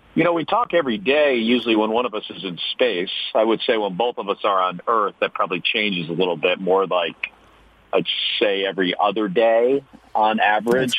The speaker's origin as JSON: {"language": "English", "region": "New Jersey", "country": "United States", "tie": "born or raised there", "said": "we grew up in New Jersey in the 1960s and 70s"}